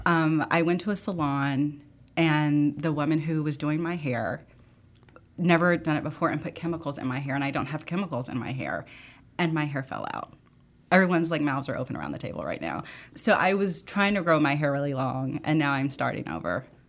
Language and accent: English; Memphis, Tennessee, United States; I grew up in Memphis